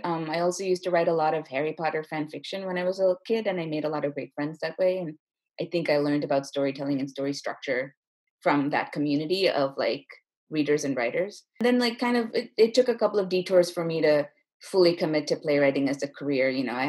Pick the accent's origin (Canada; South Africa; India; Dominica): India; Chennai, Tamil Nadu; also born or lived in Bay Area, United States / Singapore; We moved around a lot when I was little, so I was born in the Bay Area, but then we moved to Singapore and then we moved to India. And I mostly grew up in Chennai, where my parents are from.